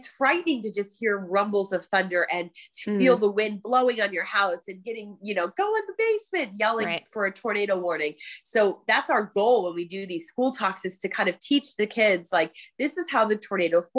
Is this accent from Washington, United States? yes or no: no; Cleveland, Ohio, United States; I grew up in Cleveland